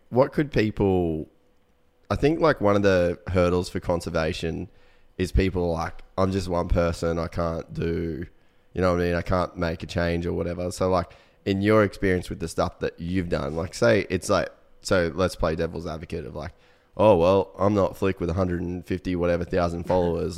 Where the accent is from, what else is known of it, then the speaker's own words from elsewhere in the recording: Cairns, Queensland, Australia; moved away as an adult; also born or lived in United States; we grew up in Cairn